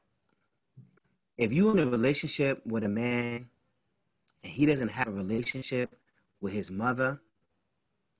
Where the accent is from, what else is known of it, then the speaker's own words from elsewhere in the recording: New York City, New York, United States; we are Harlem kids growing up in Harlem, and our mothers raised us in Harlem to be strong black professional men